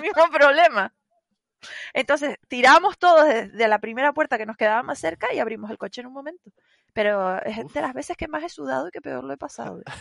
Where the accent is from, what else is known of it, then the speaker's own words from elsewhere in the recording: Tenerife, Canary Islands, Spain; yo soy de Tenerife y tal. Lo que pasa es que sí, que hablamos parecido